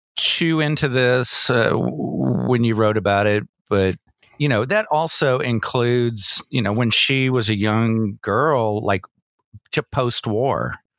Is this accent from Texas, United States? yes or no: yes; Georgetown, Texas, United States; I grew up in Georgetown and, and, and, and studied German